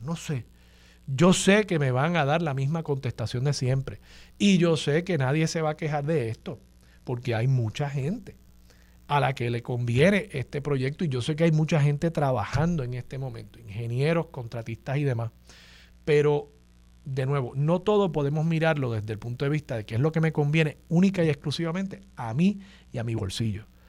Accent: Puerto Rico; nosotros somos ciudadanos americanos

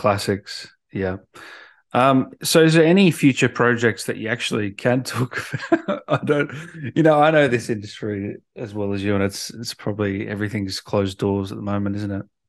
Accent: Melbourne, Victoria, Australia; also born or lived in Sydney; I was born in Sydney, but, um, parents moved to Melbourne

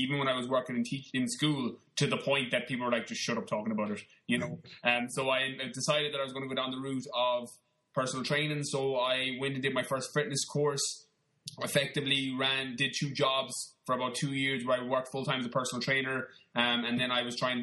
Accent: Connemara, Galway, Connacht, Ireland; moved away; also born or lived in London; I'm from Galway in the west of Ireland. I grew up in Connemara, like in the middle of nowhere, little town of probably 200 people.

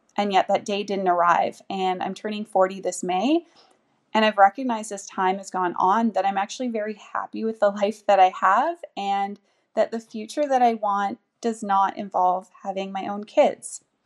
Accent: Vancouver, British Columbia, Canada; moved away as an adult; now in Munich, Germany; I'm originally from Vancouver, Canada, although I've been living in Munich, Germany for the last four years now.

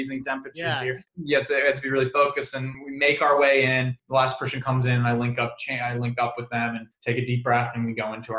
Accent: San Diego, California, United States; I grew up in San Diego

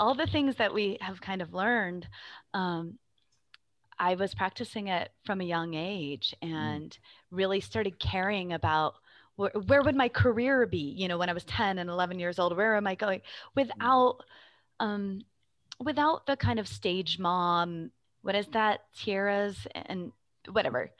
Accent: Phoenix, Arizona, United States; I grew up in the Phoenix metro area

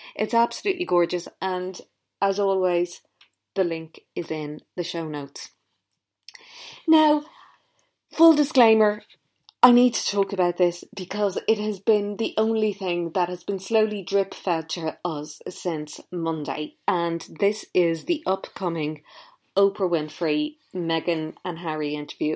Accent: Ireland; I grew up in Ireland

